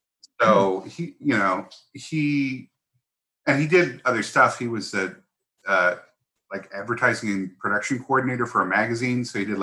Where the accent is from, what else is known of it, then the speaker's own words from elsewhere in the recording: San Diego, California, United States; also born or lived in Massachusetts; We moved to San Diego when I was like 10, so I don't know what counts as growing up. I grew up in Massachusetts and then San Diego.